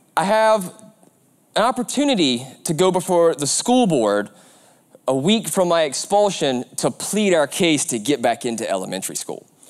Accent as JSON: {"language": "English", "town": "Aiken", "region": "South Carolina", "country": "United States", "tie": "born or raised there", "said": "the Aiken County Sheriff's Department down in, in South Carolina, my hometown"}